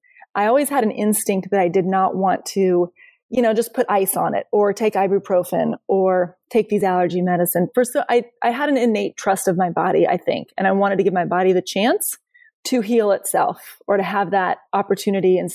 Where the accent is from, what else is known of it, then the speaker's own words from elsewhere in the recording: Idaho, United States; I grew up in Idaho in the mountains